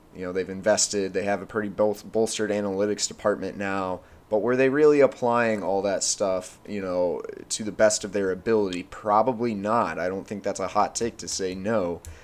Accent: Amarillo, Texas, United States; moved away as an adult; also born or lived in Oklahoma; I was born and raised in Amarillo, Texas.

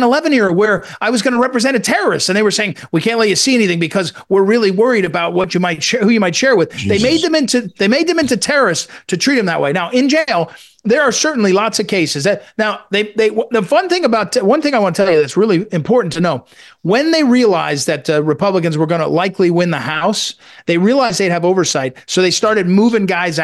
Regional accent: East Coast, United States; now in Virginia, United States; I grew up on the East Coast

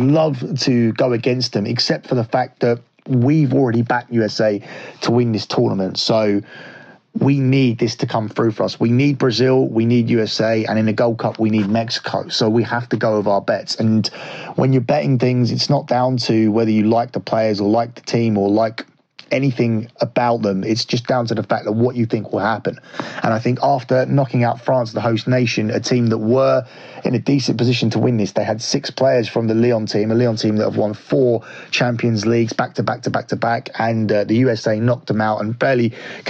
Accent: England, United Kingdom; Obviously, I should want England to win this because I am from England and I very much dislike the US team.

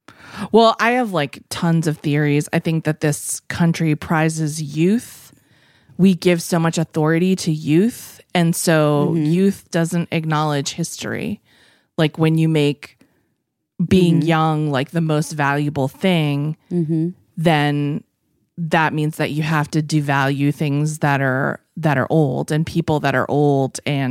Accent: United States; is because we all let our own cultures go because we're American.

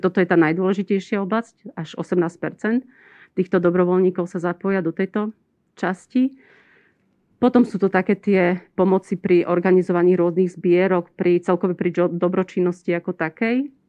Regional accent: Slovakia

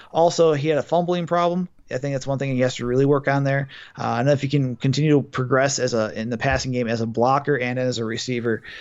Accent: Milwaukee, Wisconsin, United States; I'm from Milwaukee

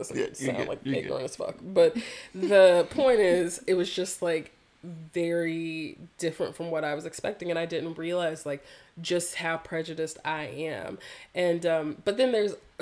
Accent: North Carolina, United States; growing up in North Carolina, like one of the hearts of the Confederacy

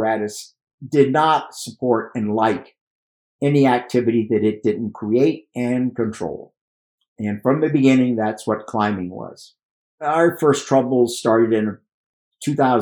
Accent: Miami, Florida, United States; also born or lived in Cuba; now in Wyoming, United States; I was born in Miami. Parents are from Cuba

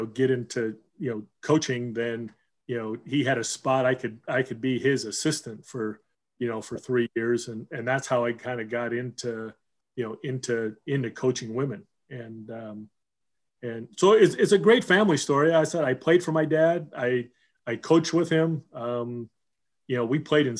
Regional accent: Southern California, United States; also born or lived in Seattle; we moved from Seattle to Southern California

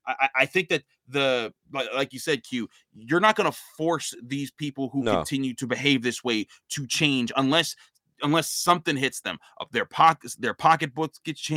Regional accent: Pittsburgh, Pennsylvania, United States; I grew up in Pittsburgh.

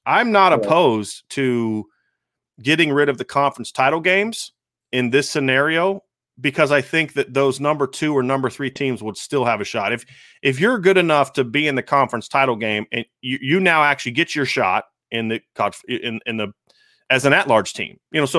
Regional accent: Ohio, United States; I grew up in Ohio. I'm a Northwest Ohio guy.

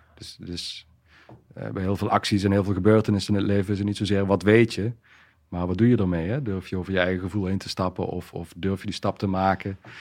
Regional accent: Wijnandsrade, Limburg, Netherlands; opgegroeid in Zuid-Limburg. Um, ja, geboren in een klein dorpje, Wijnandschade.

